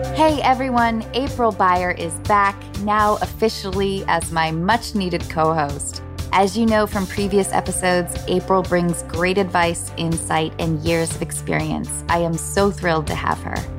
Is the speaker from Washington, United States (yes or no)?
yes; Seattle, Washington, United States; I grew up in Seattle, so we had eight months of dreary rain